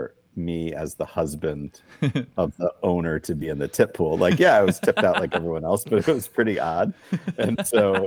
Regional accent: Boston, Massachusetts, United States; moved away as an adult; also born or lived in Telluride, Colorado / Japan; I'm originally from Boston

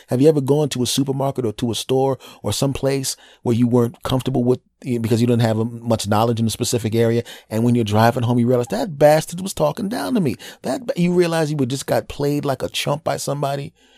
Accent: Philadelphia, Pennsylvania, United States; doing comedy in my hometown of Philadelphia

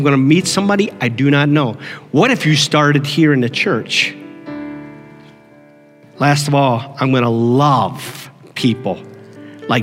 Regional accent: Canton, Ohio, United States; also born or lived in Lancaster, Pennsylvania; I was 5 years old when we moved from Lancaster, Pennsylvania to Canton, Ohio

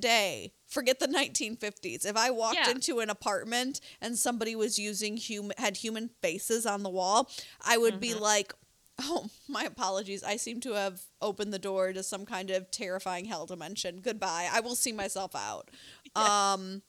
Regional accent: Wisconsin, United States; moved away; I'm originally from Wisconsin

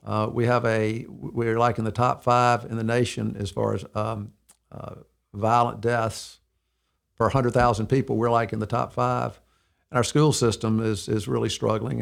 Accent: Mountain Brook, Alabama, United States; also born or lived in Birmingham, Alabama; I was born, uh, December fifteenth, nineteen fifty-three. I'm sixty-eight years old in, uh, in Birmingham, Alabama. Um, I grew up in Mountain Brook

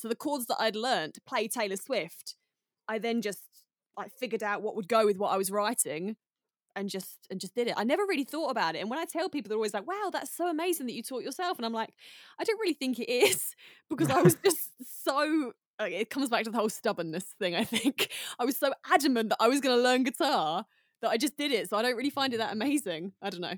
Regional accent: United Kingdom; moved away; I'm very British

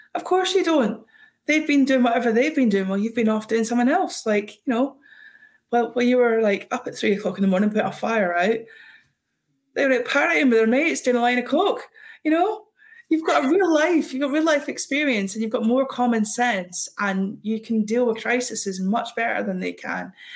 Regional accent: Scotland, United Kingdom; I'm Scottish

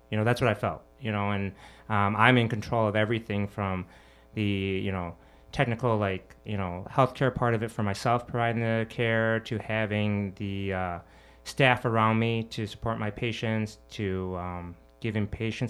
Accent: Michigan, United States; now in Chicago, United States; Well, I'm actually from Michigan, not a Chicagoan. I'm a Michigander, but still Midwesterner. So grew up in Michigan, went to University of Michigan.

